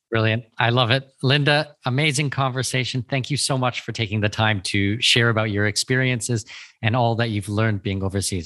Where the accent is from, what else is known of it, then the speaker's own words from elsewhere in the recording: Canada; moved away; I'm Canadian